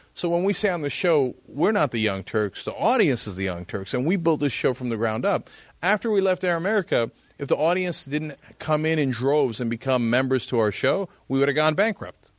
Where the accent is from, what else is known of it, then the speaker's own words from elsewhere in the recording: East Brunswick, New Jersey, United States; I grew up in New Jersey in East Brunswick